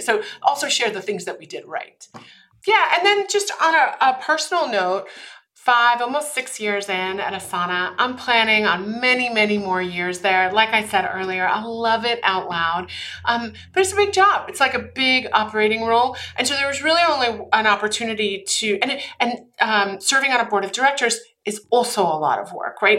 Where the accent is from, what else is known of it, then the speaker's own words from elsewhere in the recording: Austria; moved away; I'm originally from Austria. My mom's actually from Germany. My father's from Austria